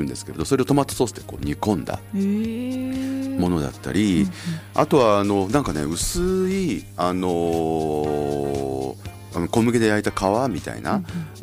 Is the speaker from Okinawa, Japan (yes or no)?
no; Yao, Osaka, Japan; now in Sapporo, Japan; うちの実家って東大阪市の隣の八尾市ってとこで